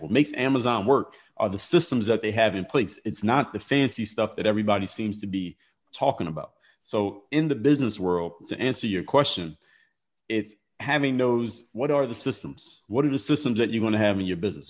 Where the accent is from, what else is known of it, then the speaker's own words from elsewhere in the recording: Philadelphia, Pennsylvania, United States; I'm from Philadelphia